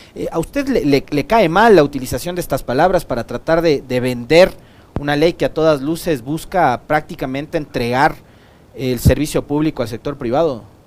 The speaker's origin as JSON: {"language": "Spanish", "country": "Ecuador", "said": "como ecuatoriano, como trabajador, como ciudadano"}